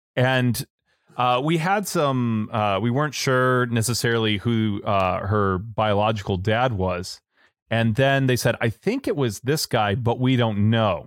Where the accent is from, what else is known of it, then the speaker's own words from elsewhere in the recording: United States; I'm definitely American mutt